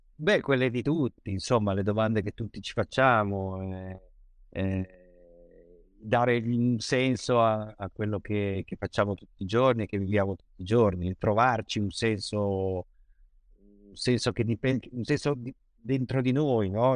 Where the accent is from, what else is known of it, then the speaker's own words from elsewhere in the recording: Genoa, Liguria, Italy; io, da buon genovese